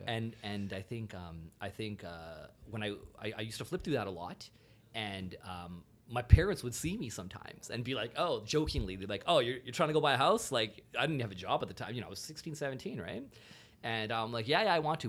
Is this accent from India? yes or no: no; GTA suburbs, Ontario, Canada; I grew up uh, throughout like different GTA suburbs